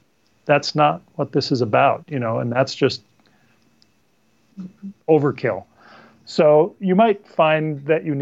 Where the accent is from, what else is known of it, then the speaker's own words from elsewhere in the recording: North Dakota, United States; moved away as an adult; now in Seattle, United States; I grew up in North Dakota, very windy.